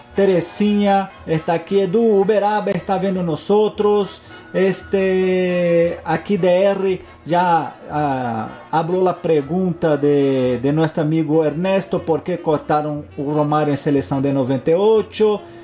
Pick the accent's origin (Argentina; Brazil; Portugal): Argentina; Portuguese is a second language; Eu sou argentino, tenho sangue latino